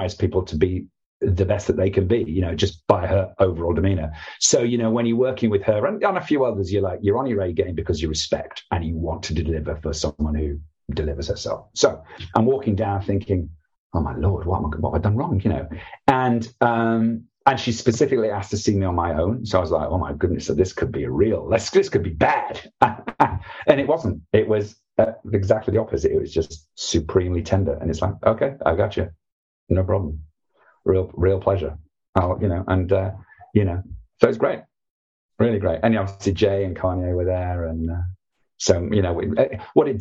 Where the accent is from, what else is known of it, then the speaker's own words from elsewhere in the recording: United Kingdom; as a Brit